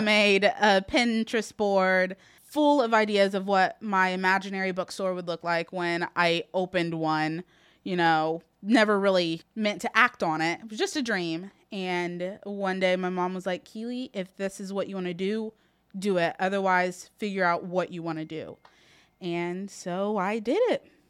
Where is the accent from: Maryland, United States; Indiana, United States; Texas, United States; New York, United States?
Indiana, United States; Muncie; born and raised in Muncie